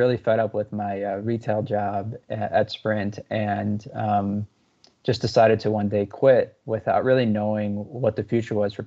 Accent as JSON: {"language": "English", "region": "rural Wisconsin", "country": "United States", "tie": "born or raised there", "said": "I grew up in rural Wisconsin"}